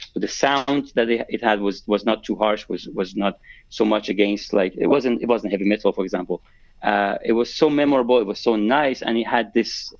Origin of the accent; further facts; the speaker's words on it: Tehran, Tehran Province, Iran; moved away as an adult; now in London, United Kingdom; So I moved to London from Tehran in 2004 to do my master's in engineering.